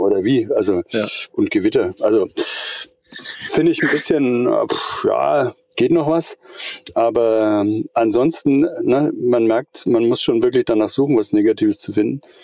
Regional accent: Eutin, Schleswig-Holstein, Germany; now in Middle Franconia, Germany; Ich bin ein Schleswig-Holsteiner. Ich komme, äh, von der Ostsee drüben, von Eutin

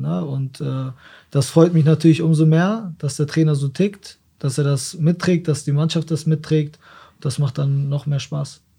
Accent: Osnabrück, Lower Saxony, Germany; Ich komme aus Osnabrück, ich bin Osnabrücker, meine Familie ist hier, meine Freunde sind hier, ich war immer hier

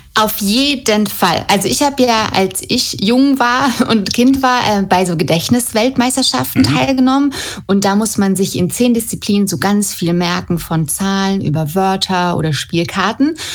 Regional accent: Germany; bei uns in Deutschland

